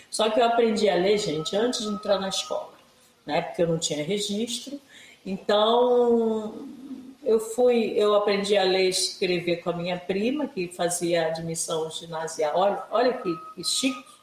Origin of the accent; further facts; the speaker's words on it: Rio de Janeiro, Brazil; also born or lived in Paraty, Rio de Janeiro; do Quilombo Campinho da Independência, município de Paraty, estado do Rio de Janeiro, né? Essa é a minha origem, né? Nasci no Quilombo. É, no ano, segundo a minha RG, 1959